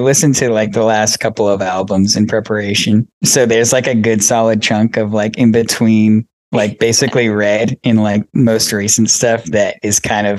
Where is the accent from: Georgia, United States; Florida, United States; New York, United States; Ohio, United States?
Georgia, United States; We're from Georgia.